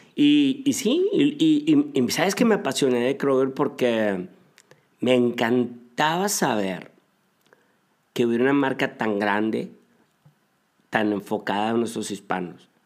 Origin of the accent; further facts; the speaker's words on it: Monterrey, Nuevo León, Mexico; moved away as an adult; now in Atlanta, United States; vengo de Monterrey